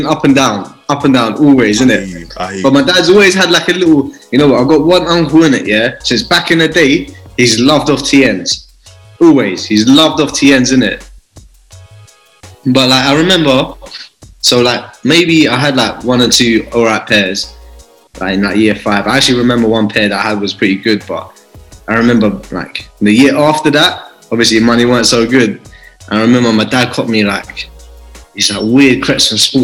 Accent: London, United Kingdom; I grew up in East, innit? And like, where I grew up in East and where I went to school

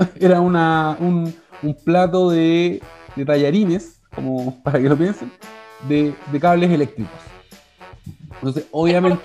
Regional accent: Chile; Somos chilenos, pues somos chilenos

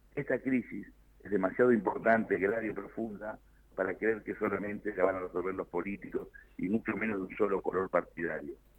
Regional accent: Río Negro, Argentina; moved away; de mi provincia natal, que es Río Negro

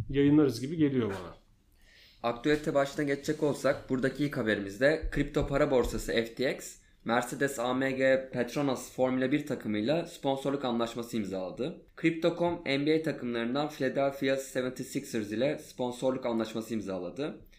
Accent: Adana, Turkey; bir Adanalı olarak

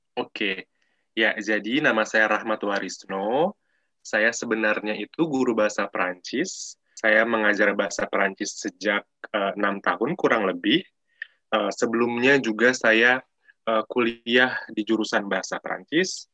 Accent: Jakarta, Indonesia; accent: bahasa Jakarta; first language Indonesian; Saya orang Jakarta

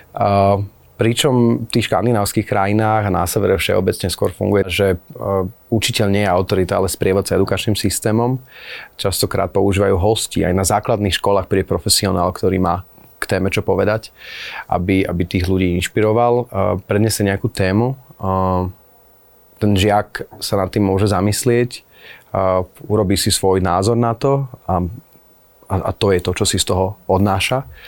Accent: Slovakia; moved away as an adult; now in Akureyri, Iceland; už ako malý chlapec, keď som asi 13 rokov, som túžil odísť zo Slovenska

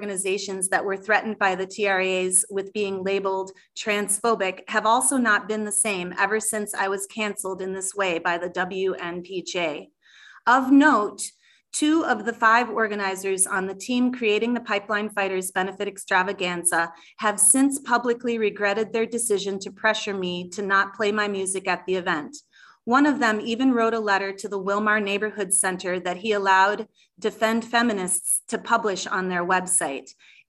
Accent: Madison, Wisconsin, United States; Madison, my hometown in Wisconsin

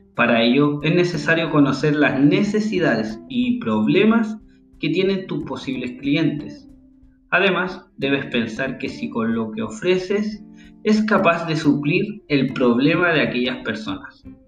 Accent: Santiago, Santiago Metropolitan Region, Chile; now in Caldera, Chile; Nací en Chile Santiago exactamente, la capital del país, donde luego me mudé a un pueblo llamado Caldera, donde sigo viviendo actualmente

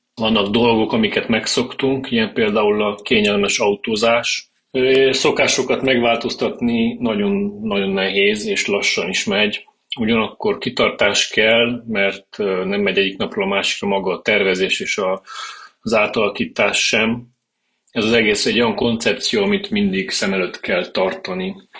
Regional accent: Târgu Mureș, Mureș County, Romania; also born or lived in Cluj-Napoca; Egyetem után Kolozsvárról hazaköltöztem

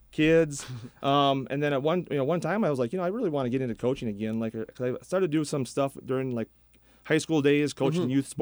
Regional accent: Cokato, Minnesota, United States; also born or lived in Dassel; I grew up in Cocado

